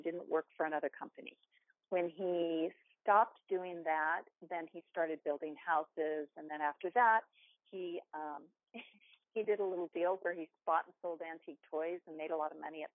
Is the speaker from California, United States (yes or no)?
yes; Southern California, United States; I grew up in the mountains in Southern California